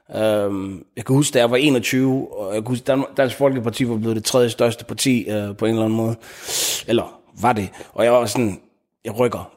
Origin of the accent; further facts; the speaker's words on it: Denmark; ud i Frunlund, hvor, jeg, hvor min familie har hvor jeg vokset op, og hvor jeg voksede op, og hvor vi har boet siden.